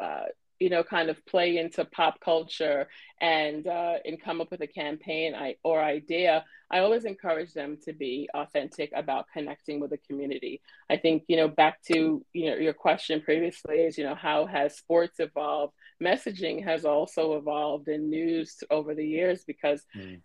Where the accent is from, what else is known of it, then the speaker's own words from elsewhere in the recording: New York City, New York, United States; born and raised in Brooklyn, New York